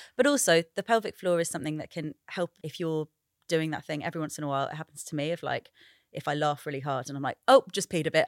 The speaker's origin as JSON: {"language": "English", "country": "United Kingdom", "also_born_or_lived": "Sri Lanka", "said": "I'm British and Sri Lankan"}